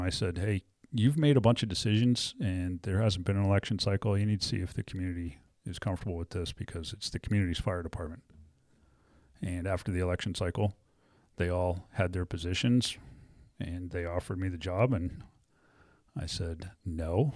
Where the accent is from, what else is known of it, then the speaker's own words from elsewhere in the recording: New England, United States; moved away as an adult; also born or lived in Wyoming; growing up in New England